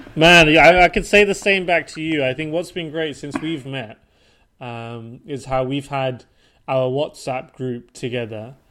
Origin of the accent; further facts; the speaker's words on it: Portsmouth, South East England, United Kingdom; moved away as an adult; also born or lived in London / Switzerland / Denmark / Japan; now in Stockholm, Sweden; I was born and raised and grew up in the south coast of, of the UK in a city called Portsmouth